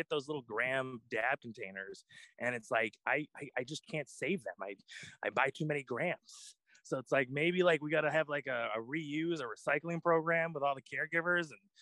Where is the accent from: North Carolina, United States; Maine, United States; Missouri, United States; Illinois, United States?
Maine, United States; Auburn; I raised in Maine my whole life. I grew up in Auburn, so I am Mainer, pure and pure